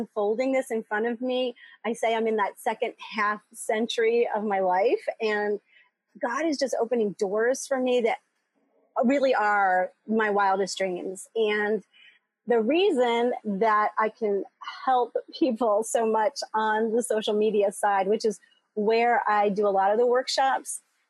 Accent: outside of Philadelphia, Pennsylvania, United States; moved away as an adult; also born or lived in Boston / South America / Chicago; now in Metro Detroit, United States; I grew up outside of Philadelphia and went to school in Boston

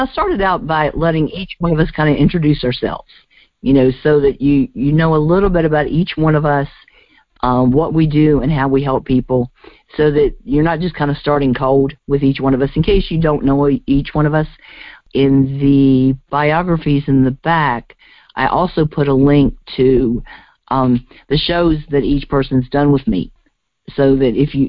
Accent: United Kingdom; It's all right. I like being British. It's more fun.

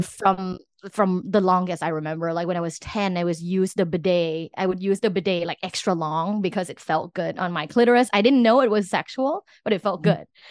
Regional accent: Thailand; I'm from Thailand

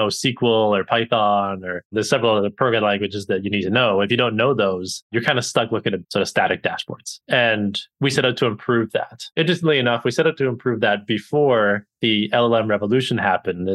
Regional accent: Canada; moved away as an adult; also born or lived in United Kingdom / Boston / New York; now in United States; I'm originally from Canada

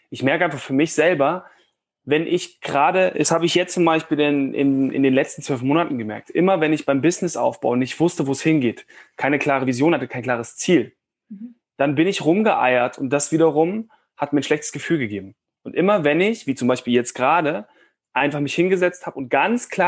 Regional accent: Cologne, North Rhine-Westphalia, Germany; ich komme ja ursprünglich aus Köln und bin so ein kleiner Optimist.

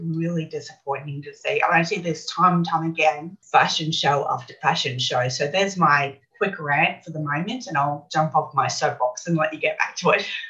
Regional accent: Brisbane, Queensland, Australia; I grew up here in Brisbane, in Australia, Brisbane.

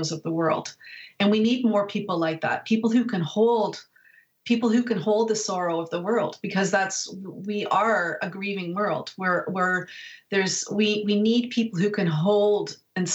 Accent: Canada; I'm Canadian, but in America

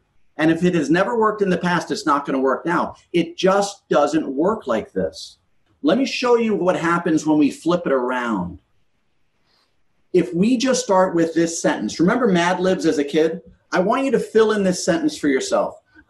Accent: New York, United States; I grew up in New York, in a very multiracial area in New York.

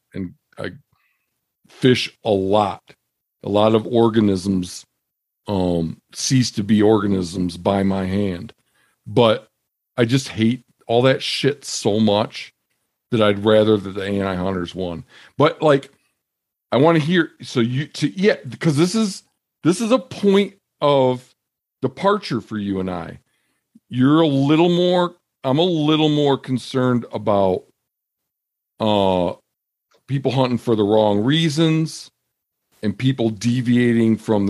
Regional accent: Michigan, United States; moved away; I grew up in Michigan

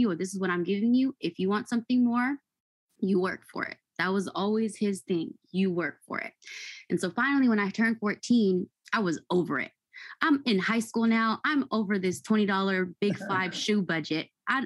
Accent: Fairfield, California, United States; I grew up in Fairfield, California, in a really nice suburban area

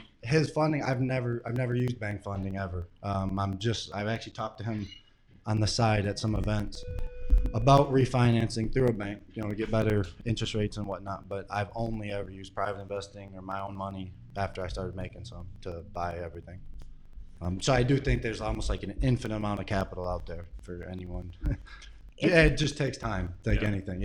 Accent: St. Clair Shores, Michigan, United States; I'm from St. Clair Shores.

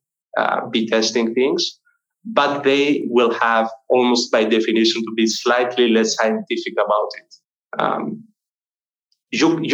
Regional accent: Greece; I'm from Greece.

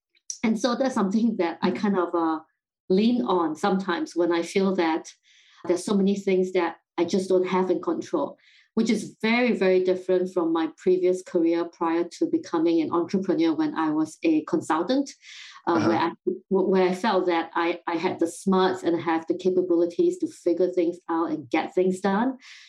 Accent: Singapore; moved away as an adult; also born or lived in London, United Kingdom; now in United States; So I grew up in Singapore and then spent 8 years working in London.

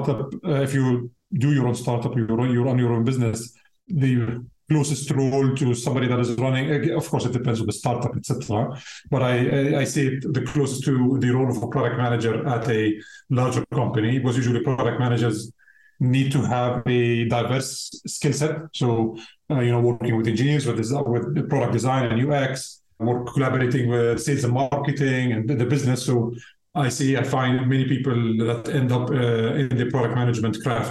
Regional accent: Jordan; moved away as an adult; now in Amsterdam, Netherlands; I'm originally from Jordan

